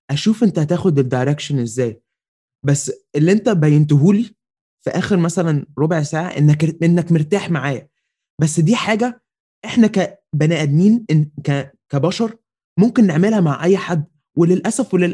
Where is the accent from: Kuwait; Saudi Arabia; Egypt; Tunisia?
Egypt; بس احنا عاده كمصريين وعرب ان جنرال قبل ما بن ما بنحكم على ال...